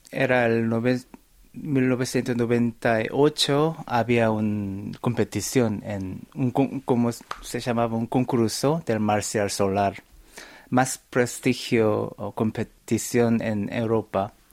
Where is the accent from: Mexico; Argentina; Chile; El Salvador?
Argentina; Buenos Aires; also born or lived in South Korea; yo, nací en Corea, pero mm, mi familia se mudaron a Buenos Aires.